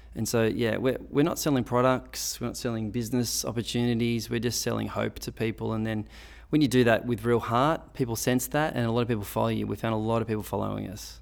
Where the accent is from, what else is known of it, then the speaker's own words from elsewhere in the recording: Sydney, New South Wales, Australia; it's my hometown